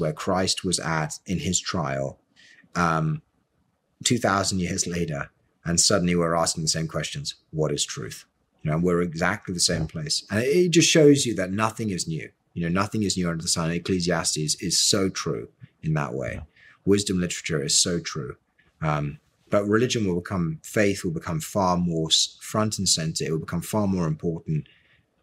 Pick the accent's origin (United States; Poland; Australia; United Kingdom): United Kingdom; as a European, as somebody who's grew up in Europe, or grew up in the UK